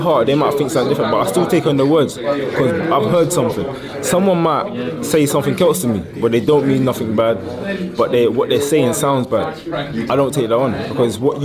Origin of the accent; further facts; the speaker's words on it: London, United Kingdom; I was born and raised in London